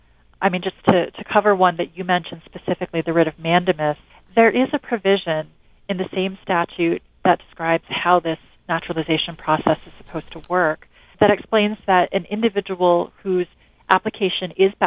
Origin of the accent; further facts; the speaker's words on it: California, United States; I mean, as I understand it, following the news from my hometown